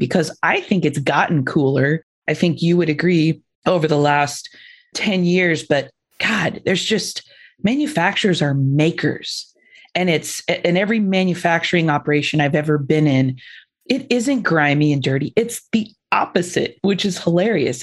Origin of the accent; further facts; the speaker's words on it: Indiana, United States; I grew up in Indiana, General Motors. We had, I don't know, 30 plants in our town.